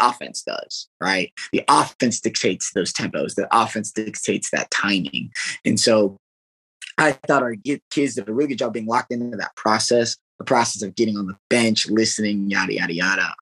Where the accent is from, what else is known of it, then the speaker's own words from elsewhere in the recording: Arizona, United States; also born or lived in Iowa / California / Mississippi; now in Kansas, United States; I'm from Arizona, went to northern Iowa and from northern Iowa into California, California went to Mississippi.